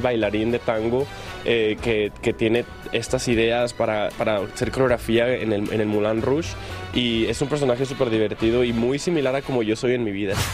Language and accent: Spanish; Mexico; now in New York, United States; representar a México, a mi país